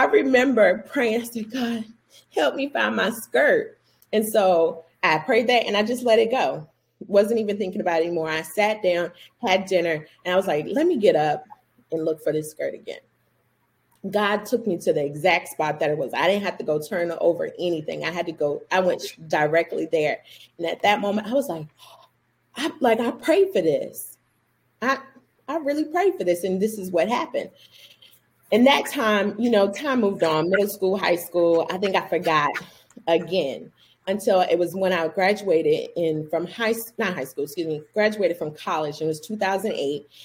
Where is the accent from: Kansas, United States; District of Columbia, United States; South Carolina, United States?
South Carolina, United States; Orangeburg; moved away as an adult; also born or lived in Wilmington, Delaware; now in Charlotte, United States; I am from Orangeburg, South Carolina, by the way of Wilmington, Delaware.